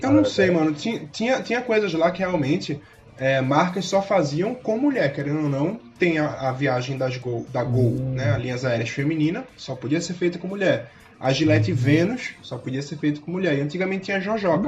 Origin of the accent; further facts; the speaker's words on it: Pernambuco, Brazil; accent: Pernambuco; moved away as an adult; now in São Paulo, Brazil; principalmente o sotaque de Pernambuco, o Nordeste em si, não tem como esconder